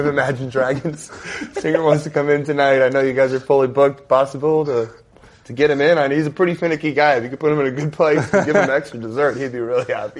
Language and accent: English; Las Vegas, Nevada, United States; we're from Las Vegas